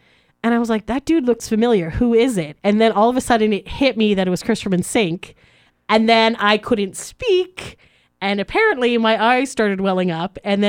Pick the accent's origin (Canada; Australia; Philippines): Canada